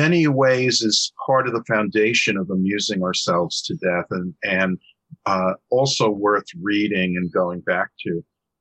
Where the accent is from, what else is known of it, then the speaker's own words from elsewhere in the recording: New York, United States; as a New Yorker myself